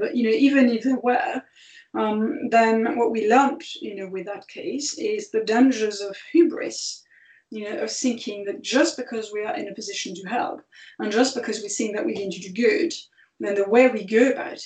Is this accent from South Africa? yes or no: no; France; moved away; France's, which is my home country